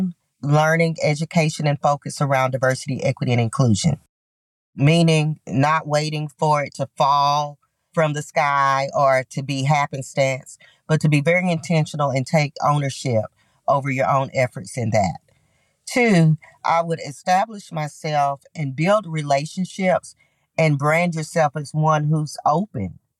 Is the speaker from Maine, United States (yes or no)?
no; Knoxville, Tennessee, United States; being an African-American woman growing up in the South and in Knoxville